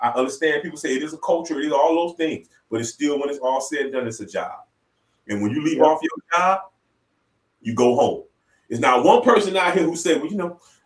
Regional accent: Florida, United States; I'm from Florida

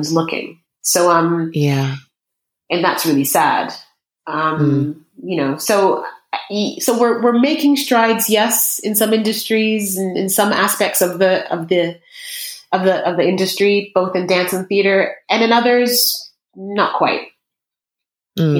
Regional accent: Brampton, Ontario, Canada; moved away as an adult; also born or lived in United States; now in London, United Kingdom; growing up in Canada

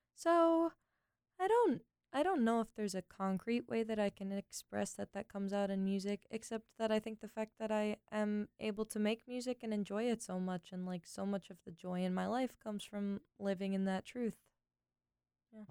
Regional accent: Los Angeles, California, United States; I grew up in the San Fernando Valley

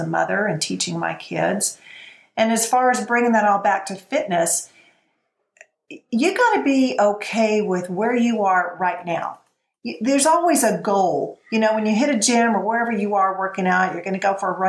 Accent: Texas, United States; I'm from Texas and I sell cows and real estate.

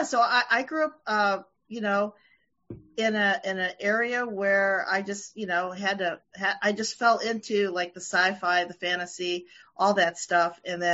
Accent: Springfield, Illinois, United States; I'm from Springfield, the capital, and my parents are both from the Philippines. Okay. So I grew up there, very, very non-diverse area of the country.

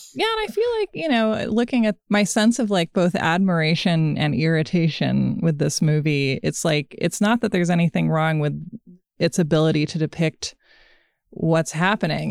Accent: Portland, Oregon, United States; Portland, Oregon, my hometown

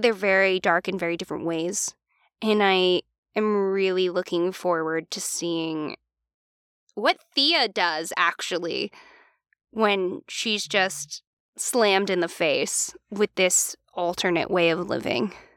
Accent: Philadelphia, Pennsylvania, United States; we're from the Philly area

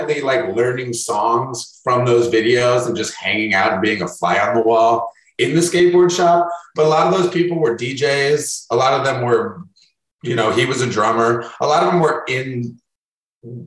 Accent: Chicago, Illinois, United States; I grew up in Wicker Park, super centralized north side neighborhood of Chicago

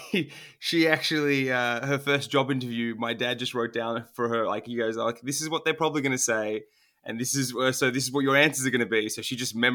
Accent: Melbourne, Victoria, Australia; first language Turkish; English is a second language; I was born in Melbourne, Australia, so I'm first generation

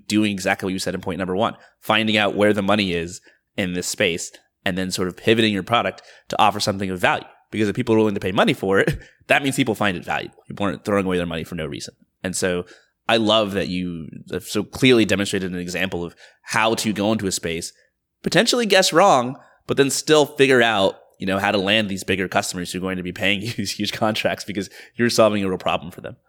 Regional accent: Georgia, United States; I grew up like very middle class in like the suburbs of Georgia

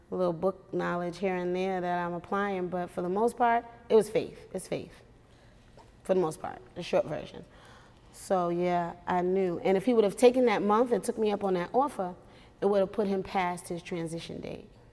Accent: New York, United States; moved away; I'm from New York

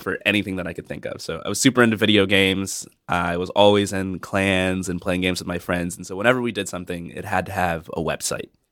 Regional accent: Atlanta, Georgia, United States; moved away as an adult; I grew up in the Deep South, in Atlanta, Georgia

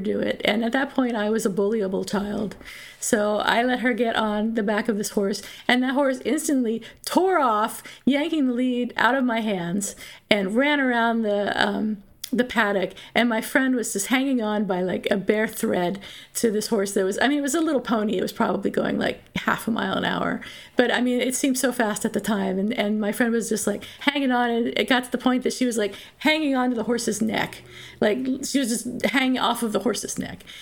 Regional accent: Pennsylvania, United States; I grew up in Pennsylvania in southeastern Pennsylvania near Philadelphia

